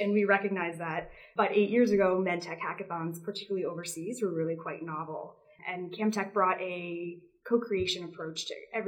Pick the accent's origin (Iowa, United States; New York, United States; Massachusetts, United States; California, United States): Massachusetts, United States; Boston; moved away as an adult; also born or lived in Uganda / Washington, D.C.; I'm from the Boston area, and when I was leaving Uganda, I wanted to really hit three buckets: make a move home to Boston